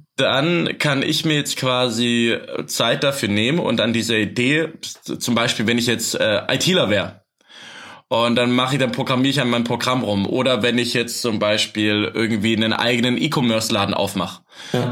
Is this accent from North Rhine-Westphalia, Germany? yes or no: no; Swabia, Baden-Württemberg, Germany; moved away; Bei uns im Arbeitskreis Asyl in Almsbach im Tal, wo ich herkomme, aus dem Schwabenland